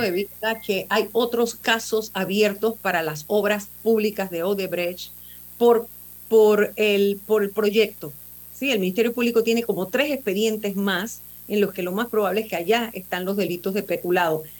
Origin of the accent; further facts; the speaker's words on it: Panama; somos todos los panameños